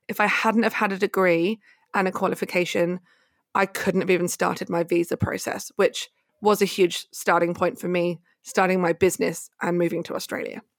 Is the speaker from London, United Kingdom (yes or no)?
no; High Wycombe, South East England, United Kingdom; university in my hometown in High Wycombe in the U K